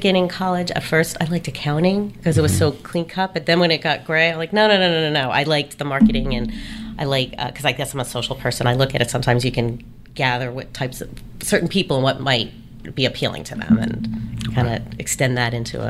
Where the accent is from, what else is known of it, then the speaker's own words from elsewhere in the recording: Long Island, New York, United States; moved away as an adult; also born or lived in San Francisco / Washington, D.C.; now in Savannah, United States; And then I grew up and was in New York and on Long Island until about 18 when I went to D.C. for college.